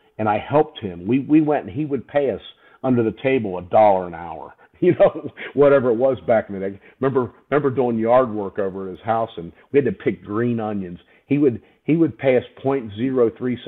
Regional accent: Winston-Salem, North Carolina, United States; now in Pittsburgh, United States; growing up in Winston-Salem, North Carolina, my dad left Pittsburgh.

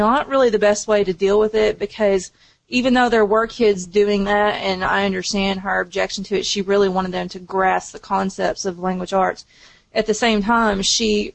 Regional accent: the South, United States; I'm from the South. I'm from the Bible Belt

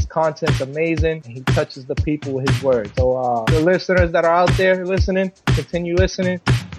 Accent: Florida, United States; I'm from Florida.

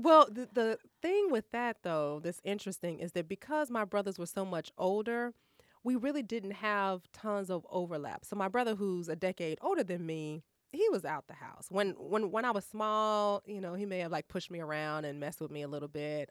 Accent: Maywood, Illinois, United States; I grew up in Maywood

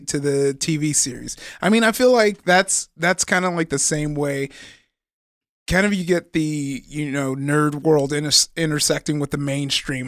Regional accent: Compton, California, United States; I'm from Compton.

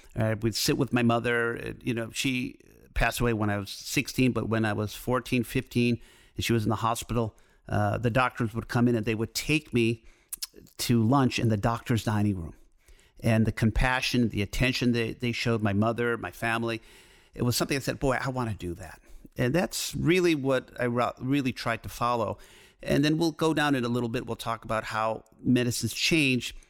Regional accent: Detroit, Michigan, United States; moved away as an adult; also born or lived in Ann Arbor; now in Los Angeles, United States; I grew up in Detroit, so I'm used to driving in the snow

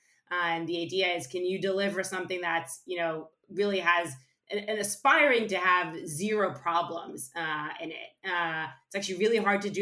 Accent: suburbs of Tel Aviv, Tel Aviv District, Israel; moved away; I was born and raised in Israel, in a small town in the suburbs of Tel Aviv

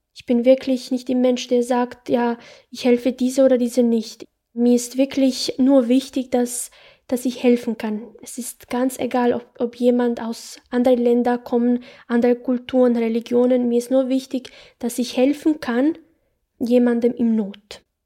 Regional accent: Bosnia & Herzegovina; German is a second language; moved away as an adult; now in Salzburg, Austria; Ich habe dort äh, 18 Jahre gelebt. Ich bin in Bosnien ge geboren, erwachsen.

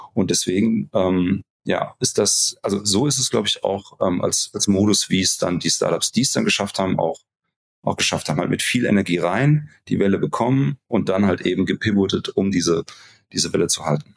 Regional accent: Hesse, Germany; bei uns in Hessen hieß das Kirmes

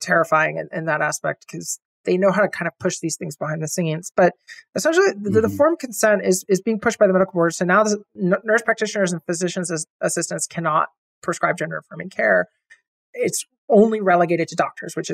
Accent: Florida, United States; moved away; I'm originally from Florida, born and raised there, went to college there

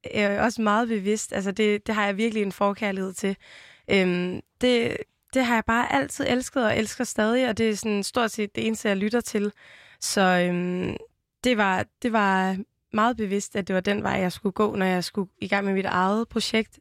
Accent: Vejle, Southern Denmark, Denmark; accent: Jutlandic; jeg er jo vokset op i Vejle, og så lyder man sådan her

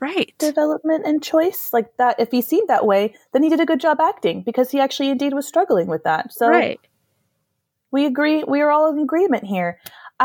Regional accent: United States; moved away as an adult; now in Europe; I am very afraid to go back to my home country

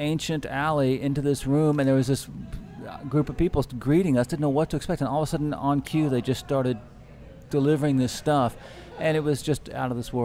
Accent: Louisville, Kentucky, United States; moved away as an adult; also born or lived in Boston; now in New Orleans, United States; I was a graduate student in my hometown of Louisville, Kentucky

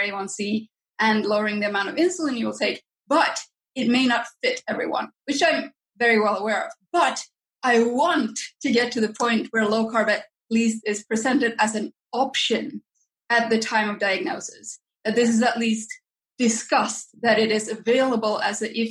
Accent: Finland; I grew up in Finland

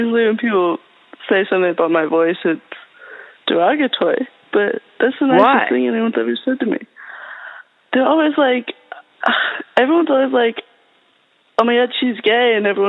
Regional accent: Gainesville, Florida, United States; I'm from Gainesville. I've lived here my whole life. I go to school here, too.

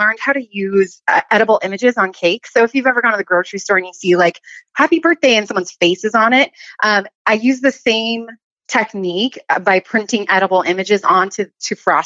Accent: Southern California, United States; moved away as an adult; now in Northwest Montana, United States; originally I'm from Southern California, born and raised.

